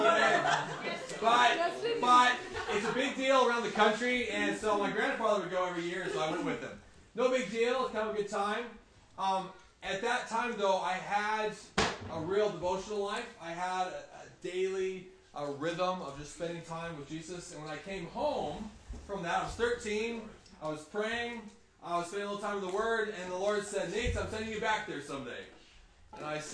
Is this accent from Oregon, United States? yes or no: yes; Oregon, United States; I grew up in Oregon as a rancher's kid.